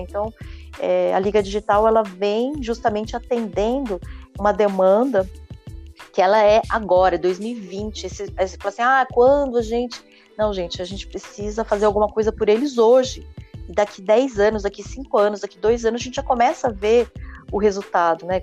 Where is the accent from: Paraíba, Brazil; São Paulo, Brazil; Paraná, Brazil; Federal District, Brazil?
São Paulo, Brazil; eu sou aqui da Zona Sul, sou da periferia, e nascida e criada aqui